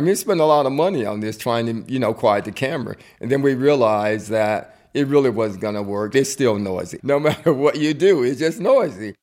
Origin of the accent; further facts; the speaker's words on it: near Tuscaloosa, Alabama, United States; moved away; I was born outside of Tuscaloosa a little town called Matchaway, Alabama. It's a country town, basically in the woods